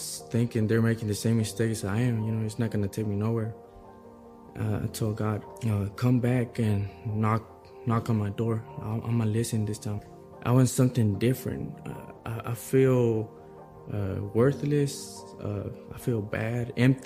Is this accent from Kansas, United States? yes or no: no; Waco, Texas, United States; I'm from Waco, Texas